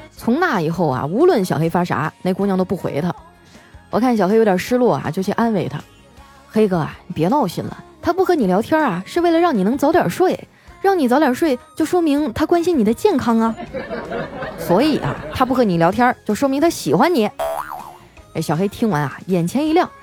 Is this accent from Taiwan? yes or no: no; Heilongjiang, China; accent: Northeastern; moved away as an adult; now in Shanghai, China; 我是一个土生土长的东北妹子，老家在黑龙江。刚来上海那阵儿啊，我还因为我的东北口音啊，闹了不少笑话